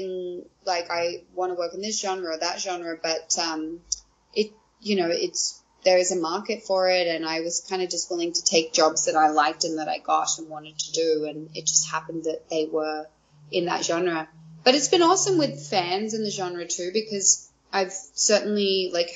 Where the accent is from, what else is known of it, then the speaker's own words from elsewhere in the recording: Australia; moved away as an adult; now in Vancouver, Canada; growing up in Australia